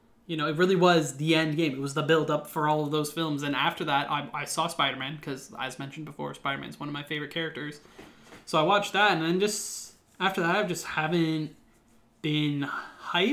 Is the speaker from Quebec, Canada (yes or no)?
no; Ontario, Canada; We're Canadian